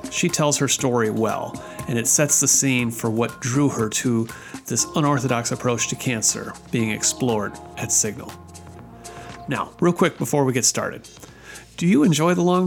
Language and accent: English; southwestern Wisconsin, United States; where I grew up in southwestern Wisconsin